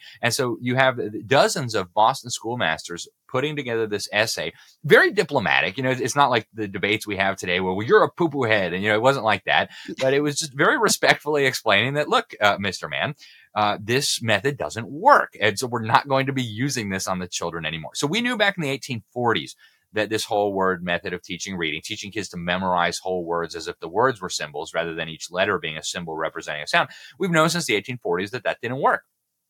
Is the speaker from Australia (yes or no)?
no; Mexico City, Mexico; I went to a French school in Mexico City, and I still remember like yesterday, my first grade and my second grade teacher drilling us with the sounds of the letter. And it was in Spanish and French